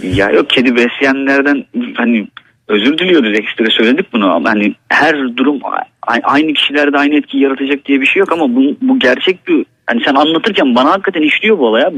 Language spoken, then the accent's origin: Turkish; Black Sea Region, Turkey; Bizim buradaki eski insanlarımız da yani Karadeniz'deki eski insanlarımız